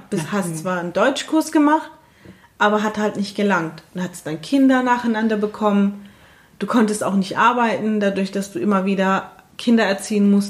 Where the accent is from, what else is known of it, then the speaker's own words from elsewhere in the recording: Turkey; sondern wir sind wirklich aus der Türkei. Genau. Aber sind halt kurdisch und sind halt, und das ist dann einfach, ähm, sehr schwer, die Frage, wenn jemand fragt, woher kommen Sie